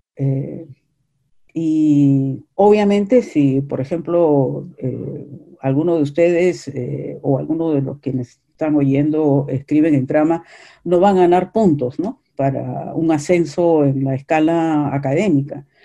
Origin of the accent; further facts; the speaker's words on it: Peru; los tres somos peruanos